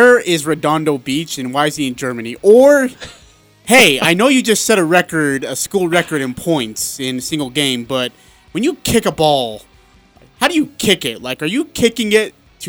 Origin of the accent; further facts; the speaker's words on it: India; moved away; I'm from India